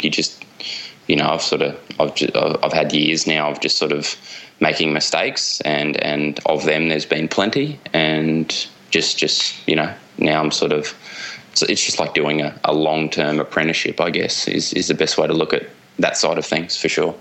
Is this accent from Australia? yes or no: yes; Australian eastern seaboard, Australia; moved away as an adult; now in Java, Indonesia; grew up on the Australian eastern seaboard